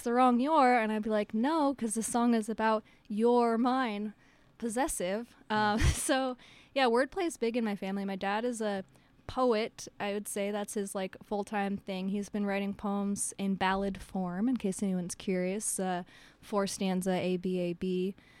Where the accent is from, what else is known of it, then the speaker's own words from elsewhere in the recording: United States; I'm an American